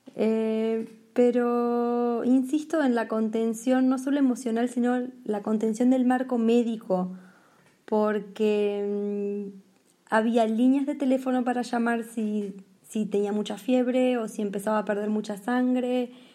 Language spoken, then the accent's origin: Spanish; Argentina; moved away as an adult; also born or lived in France; yo argentina estaba en Portugal